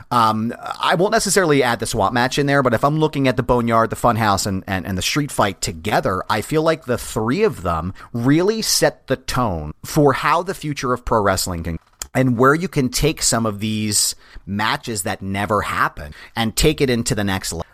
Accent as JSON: {"language": "English", "town": "Philadelphia", "region": "Pennsylvania", "country": "United States", "tie": "born or raised there", "said": "I grew up in Philly"}